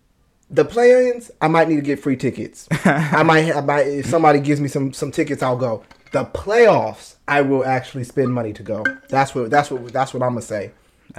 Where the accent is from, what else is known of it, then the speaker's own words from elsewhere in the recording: Sacramento, California, United States; Our Sacramento Kings. Our hometown.